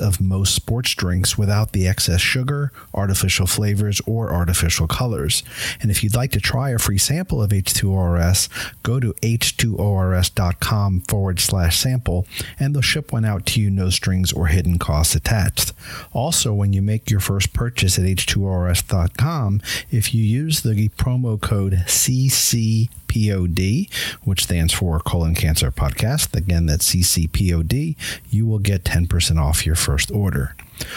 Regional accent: Tampa, Florida, United States; my hometown, Tampa, Florida

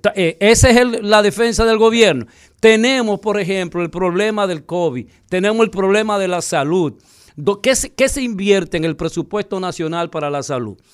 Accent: Dominican Republic; nosotros los dominicanos

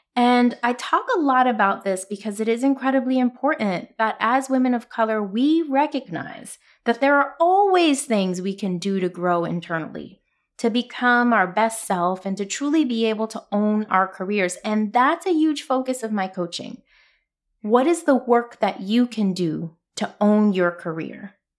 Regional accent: New York City, New York, United States; I'm from Brooklyn

